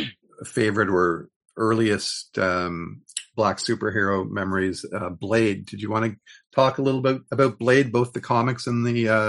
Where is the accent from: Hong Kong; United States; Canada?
Canada; as a Canadian